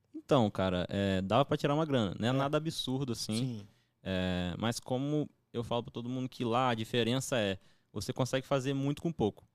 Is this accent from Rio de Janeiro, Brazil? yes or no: yes; Campos dos Goytacazes, Rio de Janeiro, Brazil; Eu sou de Campos do Goitacazes